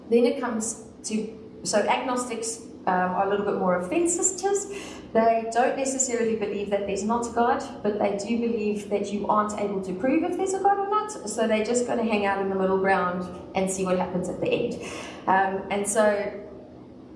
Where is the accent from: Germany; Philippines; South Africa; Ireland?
South Africa; Since I'm from the South